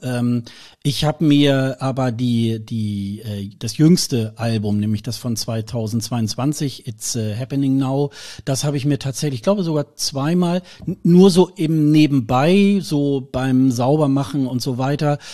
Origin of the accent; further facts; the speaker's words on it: Germany; wir sind da ja auch gebrannte Kinder als Deutsche